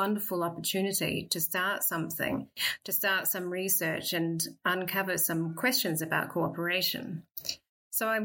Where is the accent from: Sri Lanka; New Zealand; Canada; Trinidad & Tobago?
New Zealand; also born or lived in Cambridge, United Kingdom; now in Perth, Australia; I grew up in New Zealand